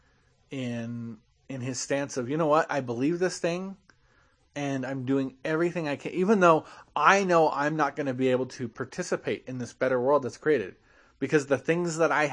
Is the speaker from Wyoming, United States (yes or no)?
yes; Glenrock, Wyoming, United States; I am not from Orem. I am from Glen Rock, Wyoming